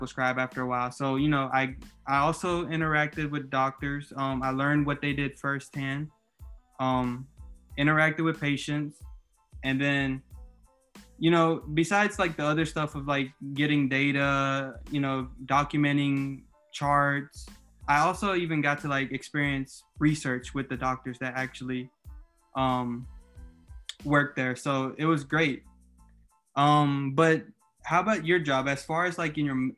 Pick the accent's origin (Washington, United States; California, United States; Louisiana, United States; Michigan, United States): Louisiana, United States; also born or lived in Mississippi; I moved back home to my hometown in Louisiana